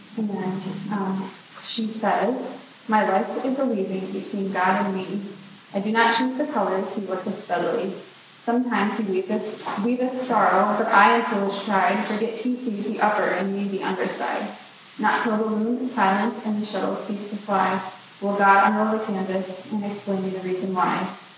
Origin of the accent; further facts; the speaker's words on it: Greenville, South Carolina, United States; now in Minnesota, United States; As Bailey said, I grew up in Greenville, South Carolina, and everyone wonders how you were from South Carolina to Minnesota.